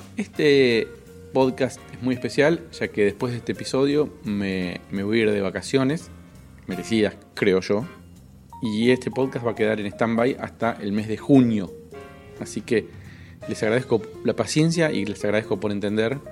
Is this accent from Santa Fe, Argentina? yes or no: no; Cipolletti, Río Negro, Argentina; Chipoleti, que es la ciudad de donde soy yo